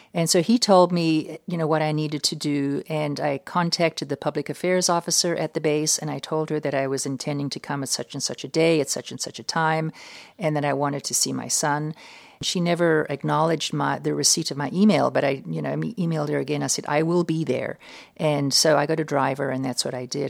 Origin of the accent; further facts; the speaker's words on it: United States; I'm an American